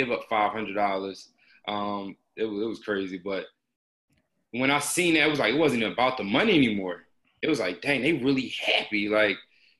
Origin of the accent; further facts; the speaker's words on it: Philadelphia, Pennsylvania, United States; I'm from Philly. So I'm kind of like on a couple different angles. So I'm from like uptown area of Philly. So my parents split when I was young. So my dad lived in Mount Airy.